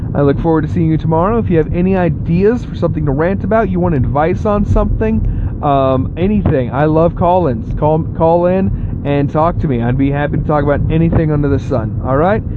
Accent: Texas, United States; now in Ohio, United States; I was born and mostly raised in Texas, where I grew up

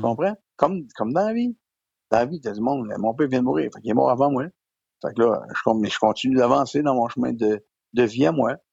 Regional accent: Quebec, Canada; je suis un comédien, que je viens du Québec

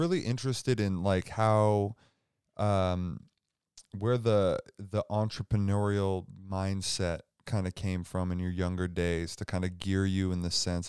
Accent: Seattle, Washington, United States; moved away as an adult; now in Spokane, United States; I'm from Seattle

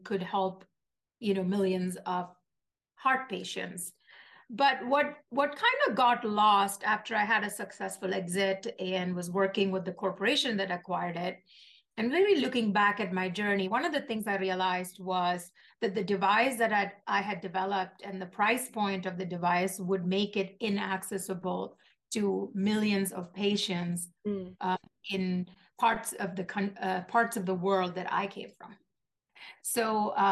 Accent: Kochi, Kerala, India; moved away as an adult; now in United States; I grew up in Kochi, Kerala, India, which is in the southern part of India.

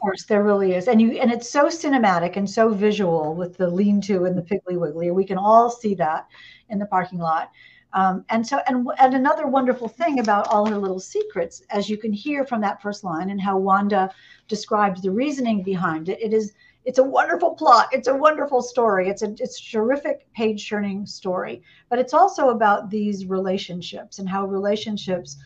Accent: Indiana, United States; moved away; also born or lived in Atlanta, Georgia; I'm originally from Indiana

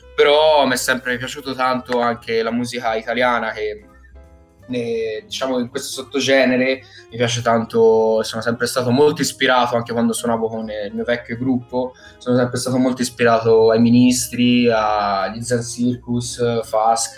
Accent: Prato, Tuscany, Italy; vengo da Prato, eh, Toscana

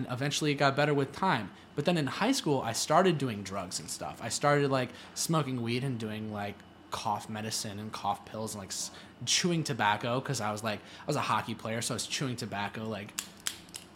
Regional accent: Cleveland, Ohio, United States; I'm from Cleveland, Ohio

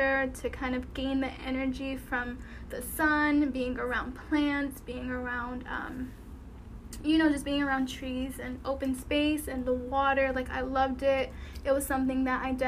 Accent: Connecticut, United States; moved away as an adult; now in Texas, United States; after school I would go to the beach back home. So I'm from Connecticut

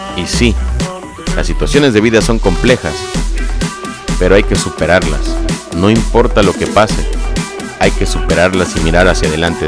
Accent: Mexico; del país México, de donde yo soy originario

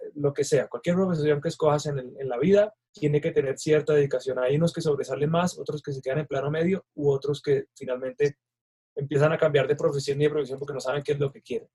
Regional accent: Colombia

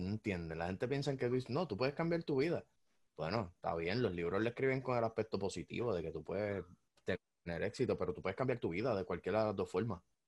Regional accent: Puerto Rico; uno como puertorriqueño

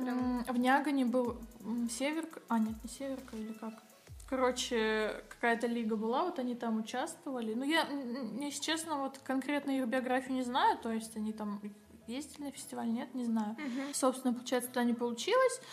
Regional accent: Kazakhstan; я сама из Казахстана

